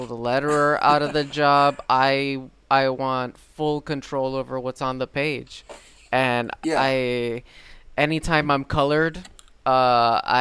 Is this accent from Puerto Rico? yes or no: yes; Puerto Rico; I grew up in Puerto Rico